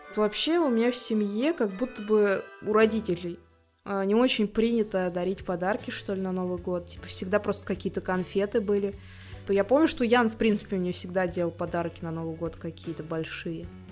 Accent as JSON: {"language": "Russian", "town": "Tolyatti", "region": "Samara Oblast", "country": "Russia", "said": "я просто человек из Тольятти"}